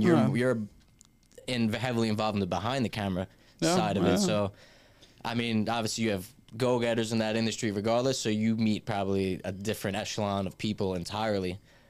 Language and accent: English; New York, United States; We never have to tell people we're from New York.